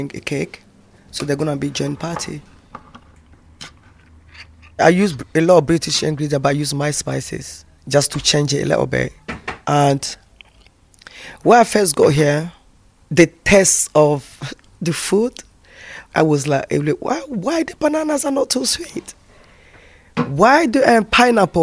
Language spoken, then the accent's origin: English; Côte d’Ivoire; moved away as an adult; now in United Kingdom; I come from the Ivory Coast